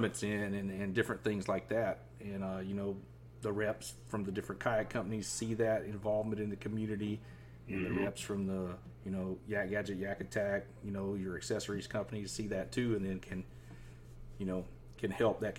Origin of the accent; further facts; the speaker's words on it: Southeast Georgia, United States; moved away; I grew up in Southeast Georgia, and I seen those big tide swings over there